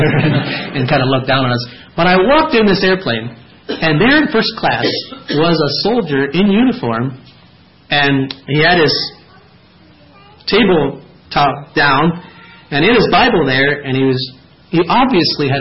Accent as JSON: {"language": "English", "area": "Lancaster Conference, Lancaster area", "region": "Pennsylvania", "country": "United States", "tie": "born or raised there", "also_born_or_lived": "Dryden, Ontario", "moved": "yes", "said": "I was raised in Lancaster Conference"}